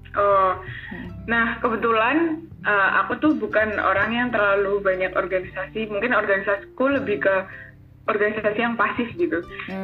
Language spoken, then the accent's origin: Indonesian; Blitar, East Java, Indonesia; Aku asal dari Kota Blitar, Jawa Timur